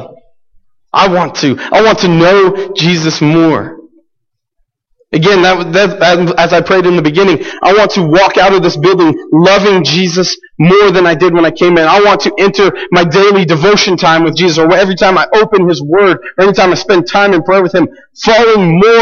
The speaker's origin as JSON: {"language": "English", "country": "United States", "said": "we, especially as American Christians"}